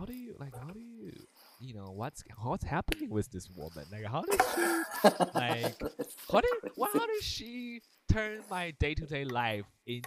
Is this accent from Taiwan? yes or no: yes; Taiwan; moved away; when I grew up in Taiwan, right? And so we have a lot of like Chinese culture and also a lot of like traditional Asian culture